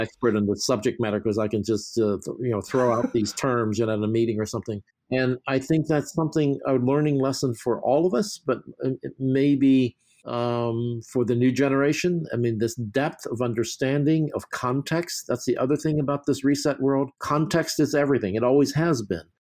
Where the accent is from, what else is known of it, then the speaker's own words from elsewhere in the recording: New York, United States; moved away; I'm from New York